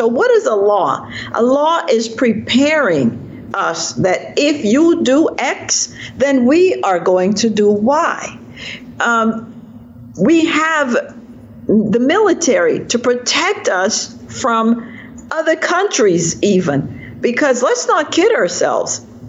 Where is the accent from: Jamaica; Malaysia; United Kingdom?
Jamaica; now in United States; So I believe I'm sort of in exile here in America. Mm-hmm. You know, I'm a Jamaican in exile, and I'm now a product of America.